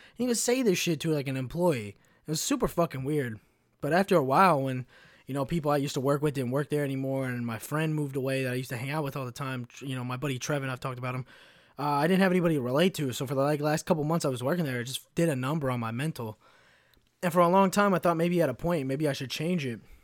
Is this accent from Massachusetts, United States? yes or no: no; Kentucky, United States; moved away; also born or lived in Chicago; I grew up in a, in a little shit town in Kentucky